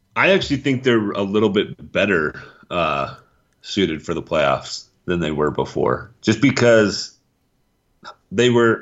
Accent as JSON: {"language": "English", "region": "Wyoming", "country": "United States", "said": "I'm from Wyoming"}